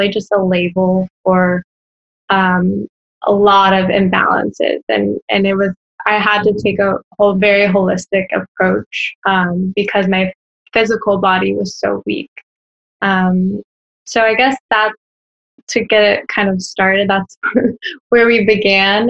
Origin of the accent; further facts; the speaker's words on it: Orlando, Florida, United States; also born or lived in Washington, D.C.; I'm from Orlando, Florida. Born and raised.